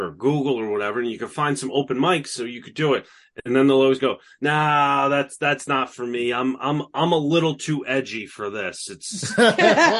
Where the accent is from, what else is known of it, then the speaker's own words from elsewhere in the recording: upstate New York, United States; moved away as an adult; now in New York City, United States; I'm not from New York City. Everybody thinks I am just because of the way I talk. I've been here for over a decade. It's like, this is just who I am. And I always spent a lot of time here as a kid. But I'm from upstate New York.